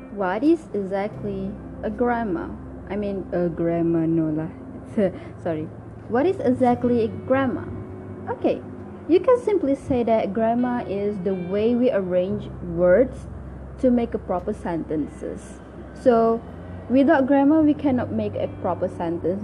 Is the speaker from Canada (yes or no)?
no; Malaysia; first language Malay; English is a second language; I am Malaysian, so my native language is Bahasa Malaysia or Bahasa Melayu.